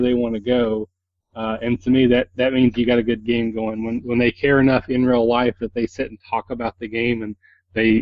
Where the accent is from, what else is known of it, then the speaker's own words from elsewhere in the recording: Kentucky, United States; I'm from Kentucky and I'm a hick and I can't pronounce a lot of words right